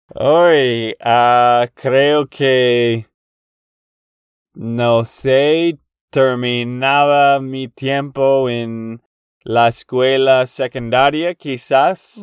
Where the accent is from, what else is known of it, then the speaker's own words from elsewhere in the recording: Texas, United States; de Texas, Estados Unidos